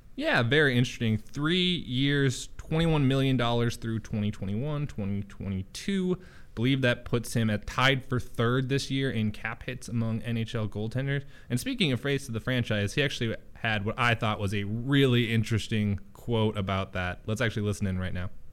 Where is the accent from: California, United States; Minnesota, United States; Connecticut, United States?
Minnesota, United States; moved away; I'm from Minnesota.